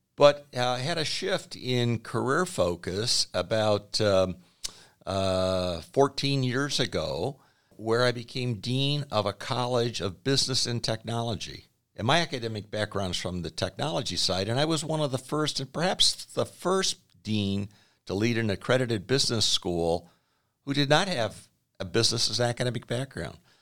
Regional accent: Aurora, Illinois, United States; I grew up in the Chicago suburbs, Aurora, Illinois

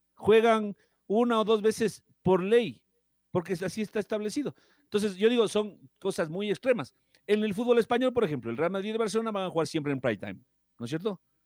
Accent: Machala, El Oro, Ecuador; now in Quito, Ecuador; yo soy de Machala, vivo aquí en Quito

